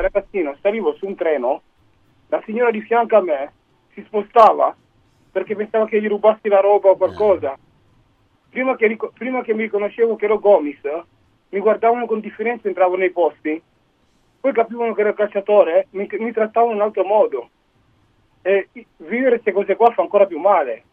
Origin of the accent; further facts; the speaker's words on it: Cuneo, Piedmont, Italy; Mia moglie è di Cuneo, mia figlia è nata a Cuneo, noi siamo di Cuneo